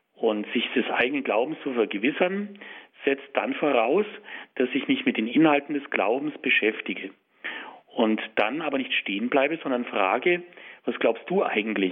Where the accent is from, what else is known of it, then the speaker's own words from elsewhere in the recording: Germany; bei uns in Deutschland